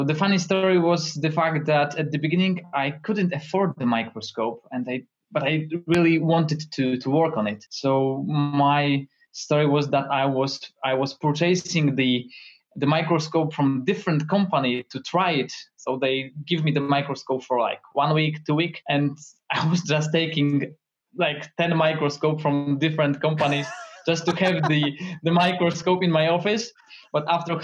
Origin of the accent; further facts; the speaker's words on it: Toruń, Kuyavian-Pomeranian Voivodeship, Poland; I'm from Poland, from beautiful city that is Toruń